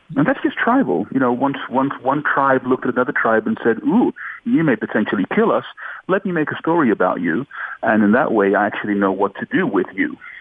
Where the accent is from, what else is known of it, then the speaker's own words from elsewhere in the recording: Australia; moved away as an adult; also born or lived in Netherlands / Suriname; I was born in Holland, raised in Australia.